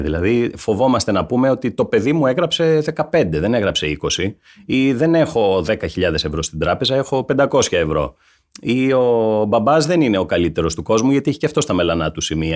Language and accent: Greek; Laconia, Peloponnese, Greece; also born or lived in Vamvakou; είμαι από τη Λακωνία